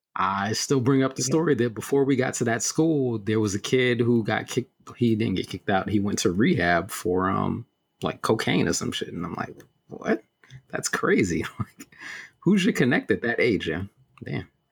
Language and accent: English; New York City, New York, United States; I went to school in Bed Stuy